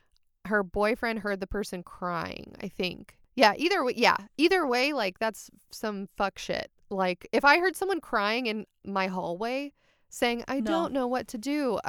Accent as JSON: {"language": "English", "country": "Canada", "said": "I'm from Canada, and there was a lot of snow on the ground."}